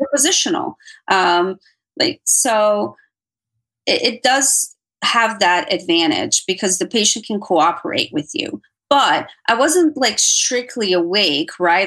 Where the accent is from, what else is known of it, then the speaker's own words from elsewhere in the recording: Miami, Florida, United States; moved away; i consider my hometown so i'm going to say miami